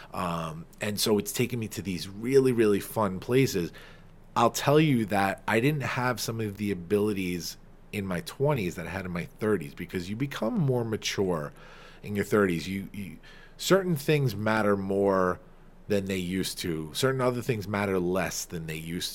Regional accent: Farmingdale, New York, United States; accent: Long Island; my hometown of Farmingdale

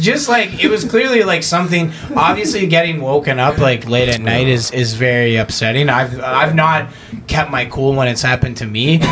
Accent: Canada; growing up in Canada

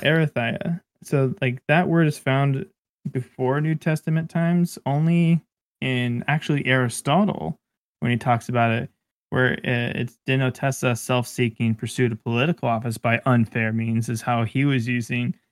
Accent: Bakersfield, California, United States; I was born in Bakersfield.

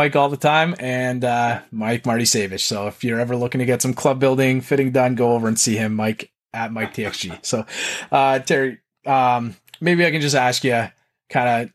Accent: Canada; accent: Canadian; my Canadian accent

